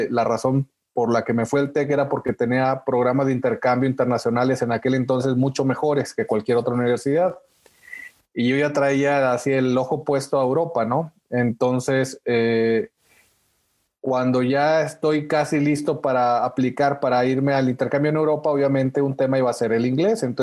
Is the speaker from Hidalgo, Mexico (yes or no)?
no; Monterrey, Nuevo León, Mexico; bueno, ya ves, yo soy regio, ¿no? De nacimiento. Eh, y pues me tocó ahí en el regio Chepevera y en Monterrey, eh, donde no nos enseñan tampoco buen inglés